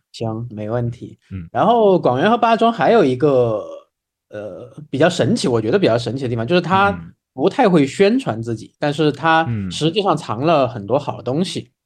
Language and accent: Chinese; Neijiang, Sichuan, China; 我自己本身从小是在内江那边长大